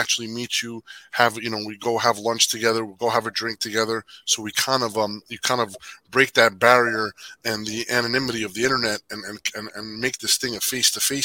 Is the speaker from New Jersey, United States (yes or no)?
yes; Jersey City, New Jersey, United States; I was born and raised in Jersey City.